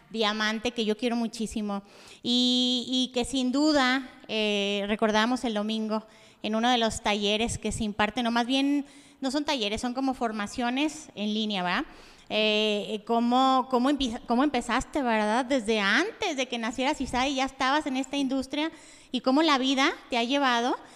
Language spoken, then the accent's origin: Spanish; Yahualica, Jalisco, Mexico; Yo soy originaria de Yahualica, Jalisco.